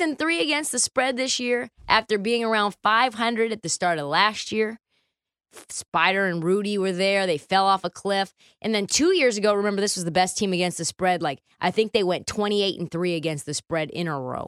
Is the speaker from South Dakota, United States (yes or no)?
no; Portland, Oregon, United States; my hometown. Portland, Oregon